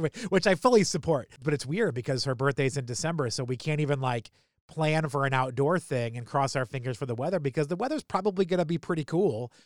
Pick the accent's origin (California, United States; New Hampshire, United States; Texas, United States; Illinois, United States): New Hampshire, United States; now in Baltimore, United States; I'm from New Hampshire